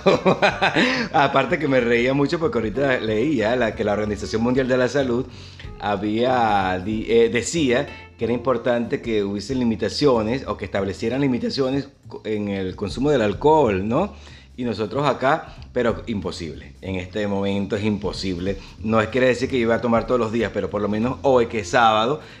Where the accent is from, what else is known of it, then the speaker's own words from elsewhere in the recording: Maturín, Monagas, Venezuela; lo que pasa es que yo soy docente también y vengo desde Maturín y yo trabajaba en una escuela bolivariana